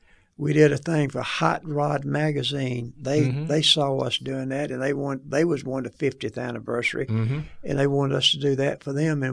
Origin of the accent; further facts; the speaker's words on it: Phenix City, Alabama, United States; a guy from Phenix City, Alabama, amen, uneducated, dumb as a rock